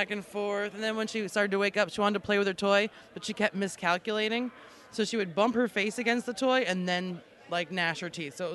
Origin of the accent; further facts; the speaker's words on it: Long Island, New York, United States; also born or lived in Alaska; I'm from New York, or originally I'm from Long Island, and then I moved to Alaska because I didn't really like living in New York.